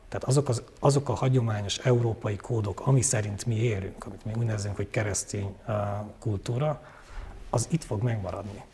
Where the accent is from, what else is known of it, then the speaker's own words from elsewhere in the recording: Székely, Transylvania, Romania; moved away as an adult; also born or lived in Oradea, Romania; now in Budapest, Hungary; én nagyon székely vagyok és nagyon Erdély vagyok